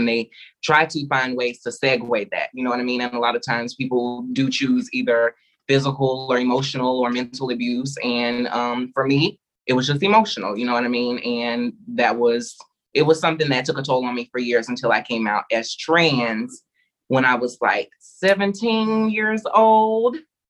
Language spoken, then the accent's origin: English; the South, United States; When you are a Black child raised, for me particularly, I was raised in the South. My grandmother was a pastor.